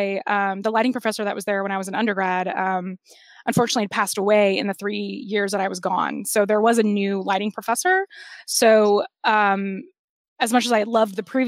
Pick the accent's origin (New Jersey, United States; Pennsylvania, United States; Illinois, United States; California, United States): California, United States; Los Angeles; also born or lived in Lincoln Heights, Los Angeles; I was born and raised in the San Fernando Valley